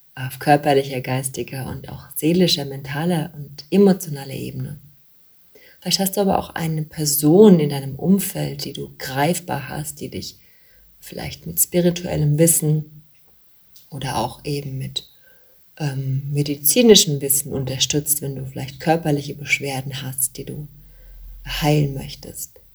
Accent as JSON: {"language": "German", "region": "Bavaria", "country": "Germany", "said": "bei uns in Bayern"}